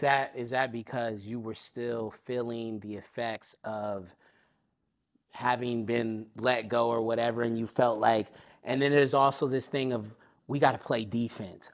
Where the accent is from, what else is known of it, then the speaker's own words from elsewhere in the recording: Long Beach, California, United States; I'm from Long Beach. I'm from the west side of Long Beach in Springdale